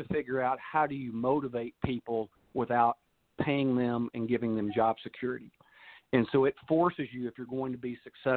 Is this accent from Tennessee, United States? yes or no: no; Texas, United States; accent: Texas; as a Texan and a baseball player and softball player and fan